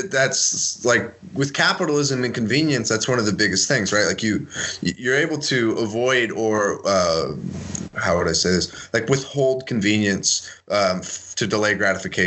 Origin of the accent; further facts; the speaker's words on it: San Francisco, California, United States; moved away; also born or lived in Idaho; I grew up in the Bay Area, right, in, like, San Francisco, California, and I got moved to a town of 300 in Idaho